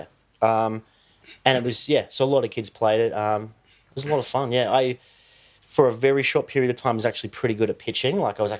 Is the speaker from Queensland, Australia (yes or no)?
yes; Mount Nebo, Queensland, Australia; I grew up in Mount Nebo.